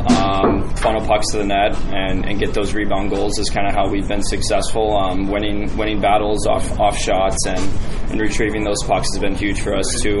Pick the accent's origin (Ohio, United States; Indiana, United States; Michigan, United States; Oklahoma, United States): Indiana, United States; Westfield; I was just playing on the local youth team